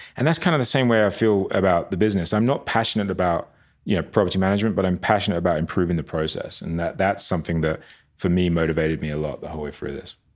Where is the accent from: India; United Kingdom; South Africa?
United Kingdom; near Brighton, south coast of England, South East England; moved away as an adult; also born or lived in Long Island, New York; now in Park City, United States; grew up on the south coast of England, um, Brighton, a just little town outside of Brighton